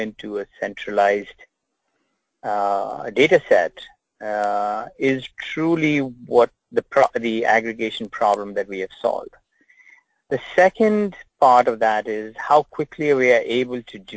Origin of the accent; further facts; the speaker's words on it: England, United Kingdom; moved away as an adult; also born or lived in India; now in United States; I was born in England, went to med school in India. Went back to England, worked in the National Health Service, and then came to the United States in 1987